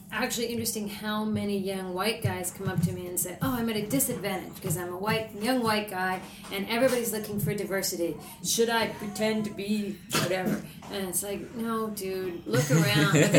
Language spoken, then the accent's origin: English; Ames, Iowa, United States; I'm from Story County, Iowa.